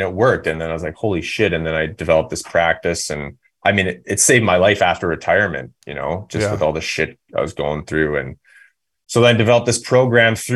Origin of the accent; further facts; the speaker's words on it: Revelstoke, British Columbia, Canada; I was just in Revelstoke, my hometown, last weekend